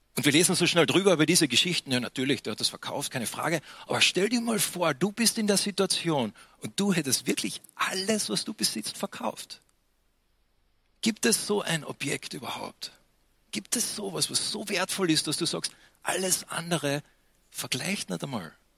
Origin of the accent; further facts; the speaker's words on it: Austria; für mich am Anfang als Österreicher